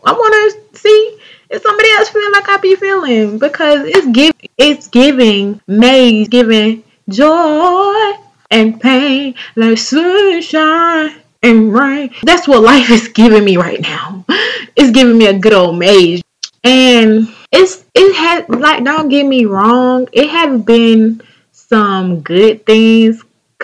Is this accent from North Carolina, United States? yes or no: yes; North Carolina, United States; accent: southern; my home state, North Carolina, North Kakalaki